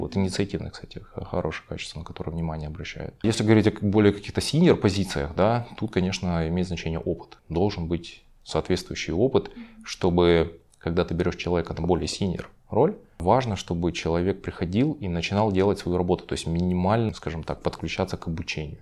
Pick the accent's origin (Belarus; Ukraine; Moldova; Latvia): Ukraine; now in Moscow, Russia; Сам я изначально родился в Украине